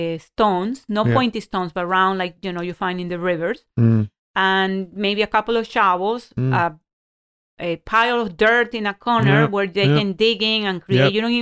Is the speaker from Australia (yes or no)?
no; Ecuador; moved away; I didn't grow up in this country. I grew up in Ecuador.